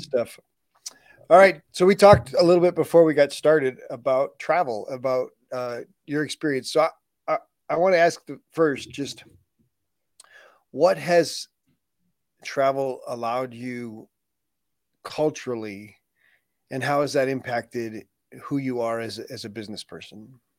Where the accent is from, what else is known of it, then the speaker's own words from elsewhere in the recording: United States; I was born in the United States